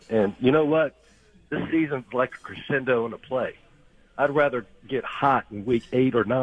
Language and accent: English; Tyler and Austin, Texas, United States; also born or lived in Dallas, Texas; now in South Georgia, United States; I was born in Dallas, grew up in Tyler and Austin, stuck here in South Georgia.